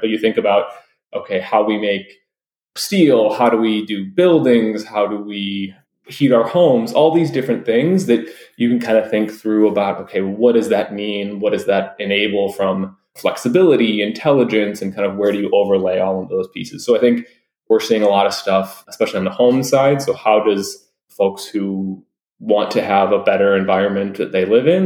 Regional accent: Detroit, Michigan, United States; I'm originally from Detroit

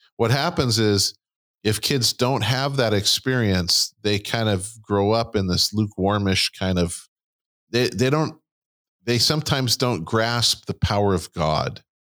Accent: United States; we're American and not Christian

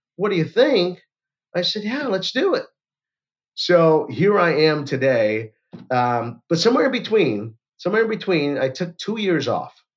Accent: Orlando, Florida, United States; I'm from Orlando, Florida

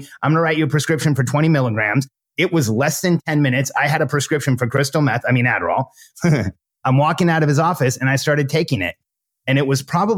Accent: Southern California, United States; I grew up in my teens and 20s, I grew up in Southern California

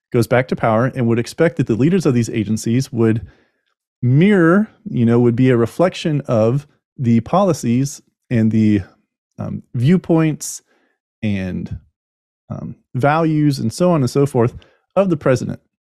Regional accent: United States; as an American

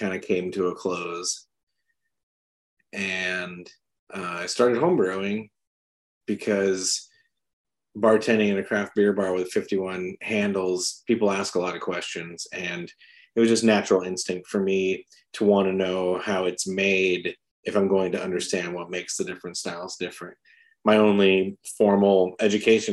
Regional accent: San Diego, California, United States; moved away; also born or lived in South Carolina; I was born in South Carolina and raised in San Diego

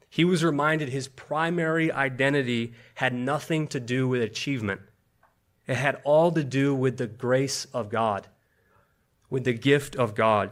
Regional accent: Buffalo, New York, United States; now in Washington, D.C., United States; I grew up in Buffalo, New York

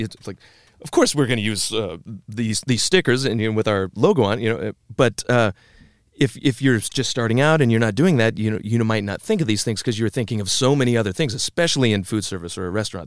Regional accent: Tama, Iowa, United States; also born or lived in Cedar Rapids, Iowa; I grew up in Tama, the twin city of, uh, Toledo, fifty miles due west of Cedar Rapids

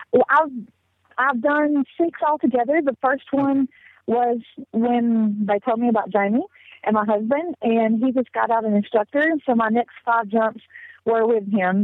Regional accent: the South, United States; accent: southern; moved away as an adult; now in South Africa; I was born and raised in the South, in the Tennessee, Alabama, Georgia, the tri state area.

